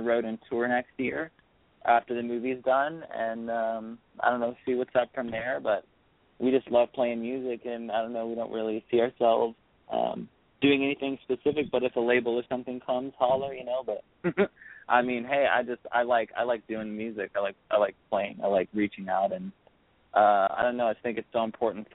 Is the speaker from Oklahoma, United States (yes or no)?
yes; Broken Arrow, Oklahoma, United States; I grew up in a small suburban town called Broken Arrow.